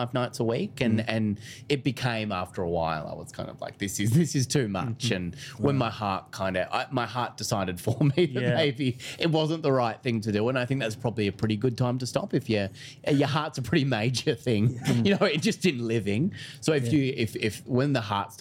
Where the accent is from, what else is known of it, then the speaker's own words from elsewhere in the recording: Phillip Island, Victoria, Australia; I grew up on Phillip Island, which is a small coastal town.